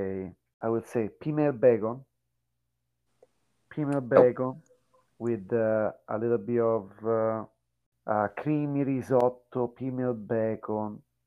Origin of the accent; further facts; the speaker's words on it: Italy; moved away; also born or lived in Japan; I'm from Italy.